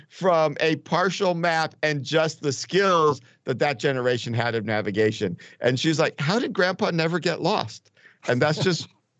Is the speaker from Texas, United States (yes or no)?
no; Connecticut, United States; I grew up in Connecticut, in rural Connecticut in the woods.